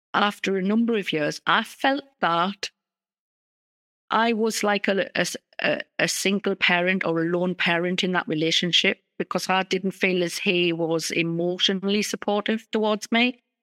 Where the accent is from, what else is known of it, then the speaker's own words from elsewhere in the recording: North East England, United Kingdom; accent: northeast of England; I come from the northeast of England. That's my accent in the U K